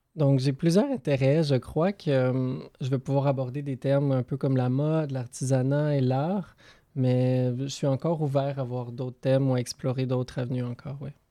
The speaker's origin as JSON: {"language": "French", "area": "French-speaking Switzerland", "region": "Romandy", "country": "Switzerland", "tie": "born or raised there", "also_born_or_lived": "Saint-Jean-sur-Richelieu, Quebec, Canada / Neuchâtel / Lausanne", "moved": "as an adult", "lives_now": "Vancouver, Canada", "said": "Donc, moi, je suis né au Québec, près de hum, Saint-Jean-sur-Richelieu. J'ai grandi en Suisse romande euh, durant mon enfance, mon adolescence, entre Neuchâtel et Lausanne."}